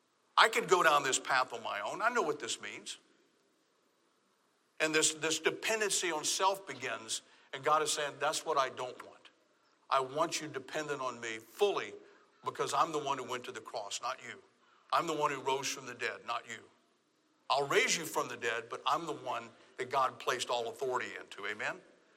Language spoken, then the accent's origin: English; Southern United States, United States; Now, I'm from the South. In fact, the other day I was in a doctor's office, and the nurse was taking information. She goes, where are you from? My accent was a dead giveaway. Now, I've been up here for a while. It's not as strong